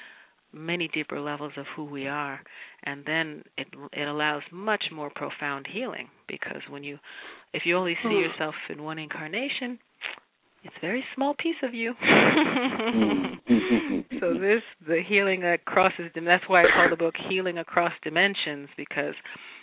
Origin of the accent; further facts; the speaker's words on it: New York, United States; I'm a New Yorker